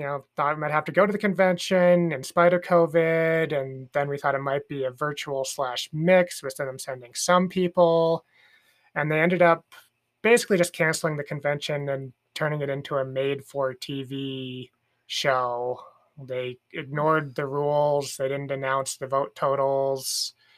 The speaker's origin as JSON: {"language": "English", "region": "Idaho", "country": "United States", "tie": "born or raised there"}